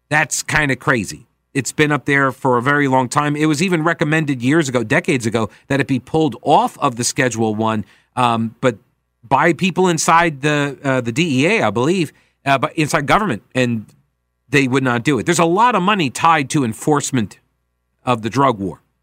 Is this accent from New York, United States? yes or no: yes; Long Island, New York, United States; I come from Long Island